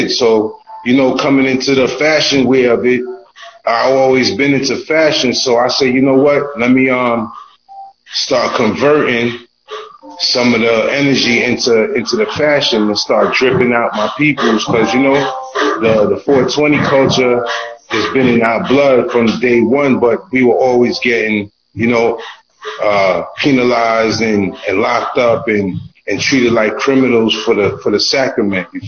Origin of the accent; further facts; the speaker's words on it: New York City, New York, United States; I'm raining straight out of Brooklyn, Flatbush territory.